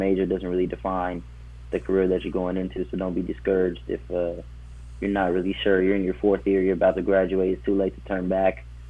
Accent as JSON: {"language": "English", "town": "San Jose", "region": "California", "country": "United States", "moved": "as an adult", "lives_now": "Sacramento, United States", "said": "I'm from San Jose."}